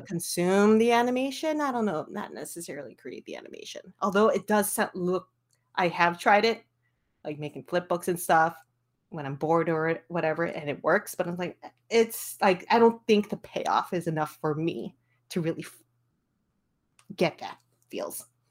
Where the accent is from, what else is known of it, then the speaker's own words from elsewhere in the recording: Skokie, Illinois, United States; I'm born and raised Skokie, Illinois, a suburb